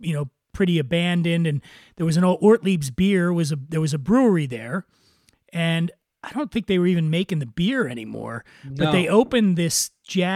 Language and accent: English; Philadelphia, Pennsylvania, United States; we're from Philadelphia